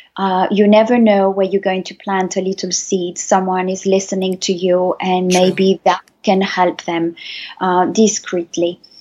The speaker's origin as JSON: {"language": "English", "town": "Paris", "region": "Île-de-France", "country": "France", "tie": "born or raised there", "lives_now": "Loire Valley, France", "said": "my story starts almost 47 years ago in Paris, where I was born, from a, uh, um, a Spanish father and mother"}